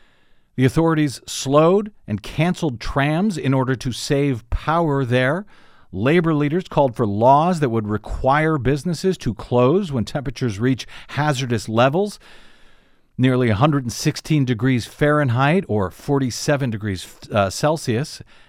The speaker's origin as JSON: {"language": "English", "region": "Missouri", "country": "United States", "moved": "yes", "said": "now I'm from Missouri originally, so maybe I'm used to a lot of snow"}